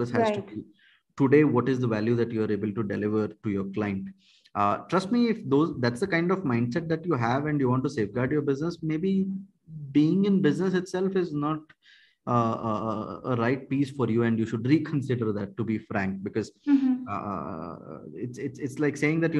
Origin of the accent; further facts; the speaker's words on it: India; first language Kannada; English is a second language; I happen to know three languages, Kannada, Hindi, and English. Kannada is my mother tongue.